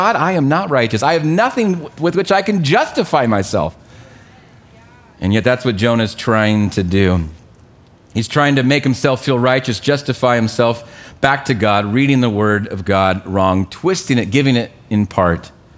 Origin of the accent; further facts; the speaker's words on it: United States; We are so thankful to live here.